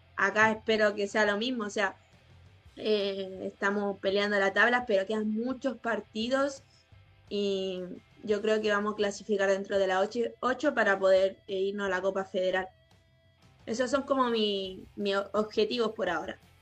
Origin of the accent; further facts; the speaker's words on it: Chile; moved away as an adult; also born or lived in Antofagasta, Chile; now in Argentina; somos poquitas chilenas